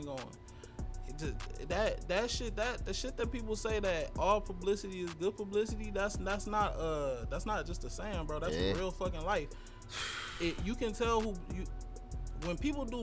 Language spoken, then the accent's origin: English; Detroit, Michigan, United States; growing up in Detroit